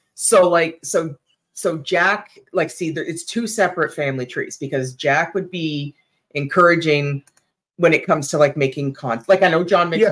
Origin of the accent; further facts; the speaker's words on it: Sarnia, Ontario, Canada; my hometown, Sarnia